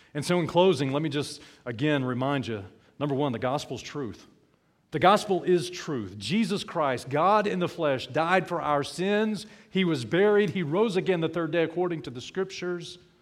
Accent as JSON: {"language": "English", "region": "South Alabama", "country": "United States", "tie": "born or raised there", "said": "When I grew up in South Alabama"}